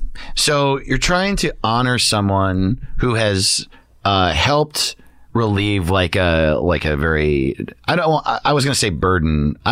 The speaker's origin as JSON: {"language": "English", "area": "Orange County", "region": "New York", "country": "United States", "tie": "born or raised there", "moved": "yes", "said": "I grew up in Orange County, New York"}